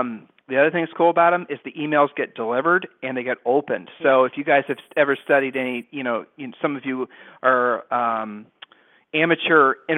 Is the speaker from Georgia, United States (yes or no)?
no; Ohio, United States; We're from Ohio